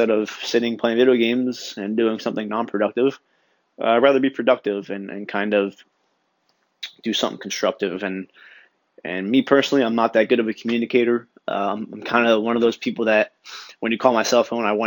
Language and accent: English; Long Branch, New Jersey, United States; moved away; I'm a 27-year-old Italian kid from New Jersey. I grew up in a beach town called Long Branch